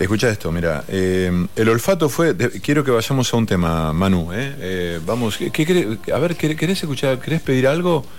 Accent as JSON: {"language": "Spanish", "town": "Villa Cañás", "region": "Santa Fe", "country": "Argentina", "tie": "born or raised there", "moved": "yes", "said": "yo nací en Villacañas, que es una localidad que está al sudeste de la provincia de San"}